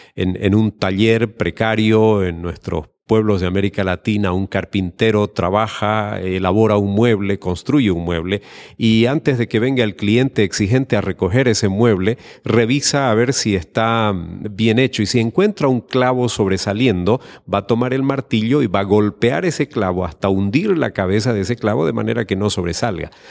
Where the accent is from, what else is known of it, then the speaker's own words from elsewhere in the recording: Santa Cruz de la Sierra, Santa Cruz, Bolivia; de Santa Cruz de la Sierra, Bolivia